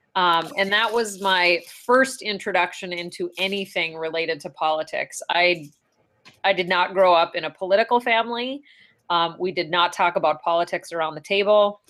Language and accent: English; Ray, North Dakota, United States; I grew up in Ray, North Dakota